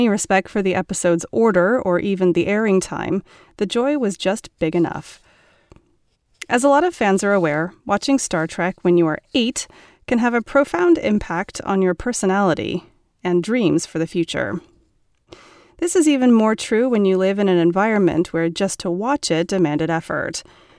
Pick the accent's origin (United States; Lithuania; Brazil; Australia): Brazil; Rio de Janeiro; I was born in August 1969 in Rio de Janeiro, Brazil.